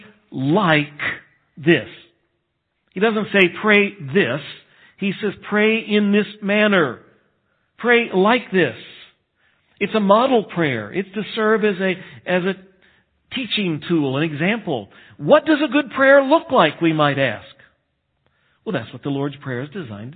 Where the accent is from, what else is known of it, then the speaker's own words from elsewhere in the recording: United States; I'm American